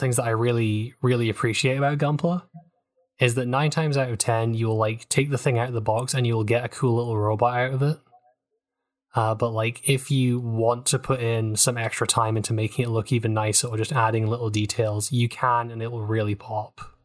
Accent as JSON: {"language": "English", "country": "United Kingdom", "accent": "British", "said": "my accent, I have the horrible curse of British."}